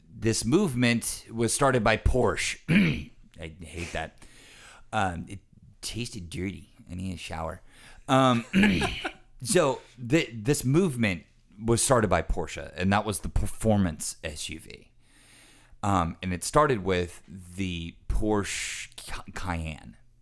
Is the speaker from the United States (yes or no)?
yes; United States